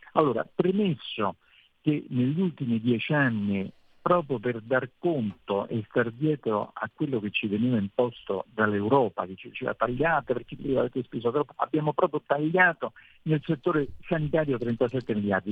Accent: Italy; sono l'unico italiano relatore ombra in Commissione Econ

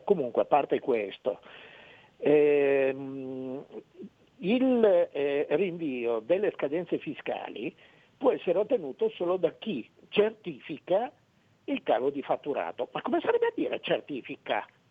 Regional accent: Cesena, Emilia-Romagna, Italy; io sono di Cesena

